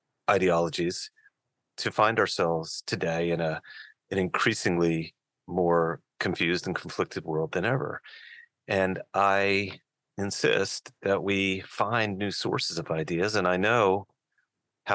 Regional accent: Newton, New Jersey, United States; I'm from a town in the northwest corner of the great state of New Jersey called Newton, New Jersey. That is where I hail from, like my father before me

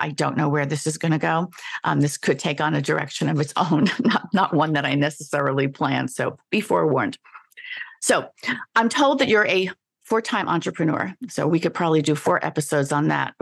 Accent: New York, United States; moved away; I was born in New York too and left for many years and then came back

